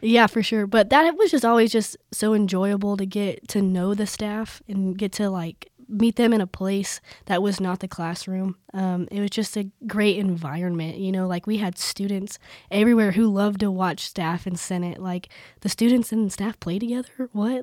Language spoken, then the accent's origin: English; Plains, Texas, United States; moved away as an adult; now in Lubbock, United States; I'm from Plains, Texas.